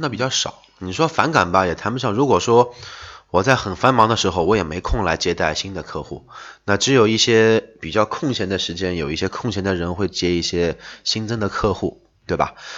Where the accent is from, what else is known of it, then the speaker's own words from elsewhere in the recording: Shanghai, China; 我们说上海话说拉缸其实就是吹牛的意思